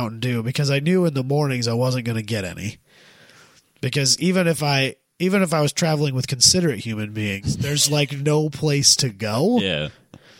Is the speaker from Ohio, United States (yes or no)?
no; Sheldon, Iowa, United States; Sheldon, from my hometown